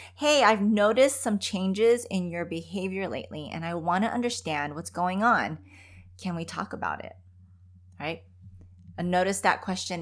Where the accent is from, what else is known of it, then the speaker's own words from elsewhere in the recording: Philippines; moved away; how we grew up back in the Philippines